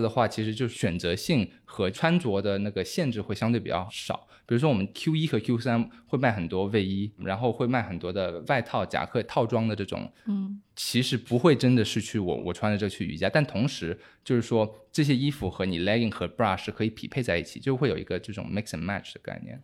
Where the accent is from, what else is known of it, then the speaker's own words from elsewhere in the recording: Hong Kong; also born or lived in United Kingdom / Singapore / Beijing, China; now in Shanghai, China; 我以前是在香港长大的，就我在香港待了十年